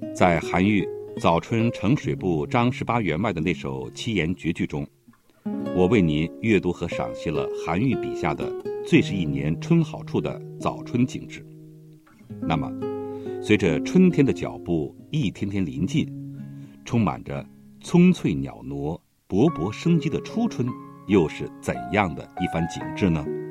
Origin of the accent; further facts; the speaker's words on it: Xi'an, Shaanxi, China; 我的故乡西安有许多柳树